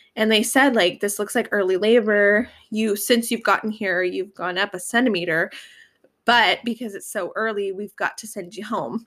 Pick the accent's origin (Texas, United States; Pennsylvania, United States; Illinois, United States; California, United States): California, United States; Northern; we're from Northern California